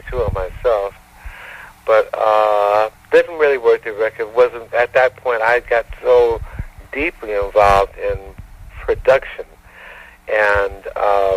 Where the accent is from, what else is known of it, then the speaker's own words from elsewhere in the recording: Detroit, Michigan, United States; now in Marina Del Rey, United States; I grew up in Detroit